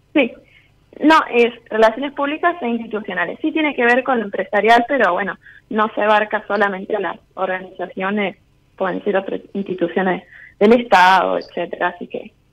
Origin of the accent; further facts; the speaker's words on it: Caleta Olivia, Santa Cruz, Argentina; moved away as an adult; now in Córdoba, Argentina; yo soy de Santa Cruz, de Caleta Olivia